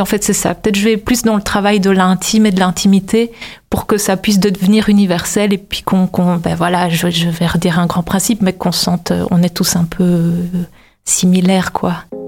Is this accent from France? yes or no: no; Brussels, Brussels-Capital Region, Belgium; je viens de Bruxelles, vraiment, je suis vraiment, j'habite vraiment dans le centre-ville